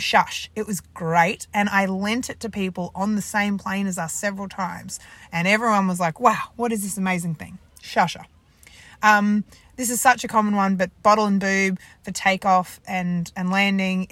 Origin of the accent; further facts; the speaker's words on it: Sydney, New South Wales, Australia; now in Adelaide, Australia; we live in Adelaide, but I'm actually from Sydney